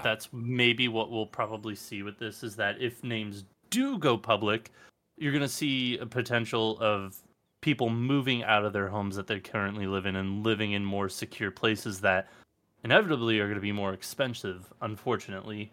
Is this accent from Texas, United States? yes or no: no; Los Angeles, California, United States; born and raised in Los Angeles